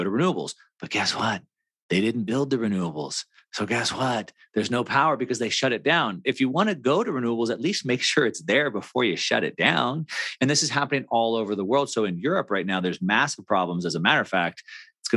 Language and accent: English; California, United States; I'm from California.